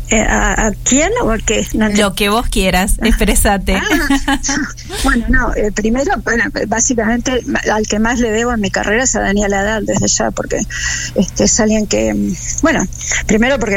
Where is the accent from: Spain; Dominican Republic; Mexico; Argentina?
Argentina; como argentina